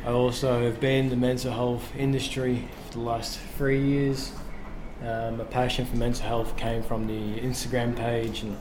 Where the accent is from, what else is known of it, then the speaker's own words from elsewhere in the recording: England, United Kingdom; now in Australia; I'm originally from England, moved to Australia in 2005, lived here ever since